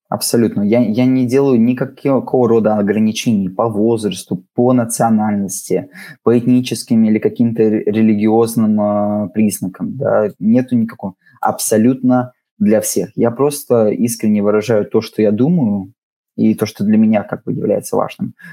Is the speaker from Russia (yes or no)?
no; Riga, Latvia; Но я абсолютно рос в этой среде. Во-первых, я из Балдырая, да, то есть давайте так, в Балдырае вы редко встретите людей, которые говорят по-латышски, даже те латыши, которые там есть, в основном говорили по-русски.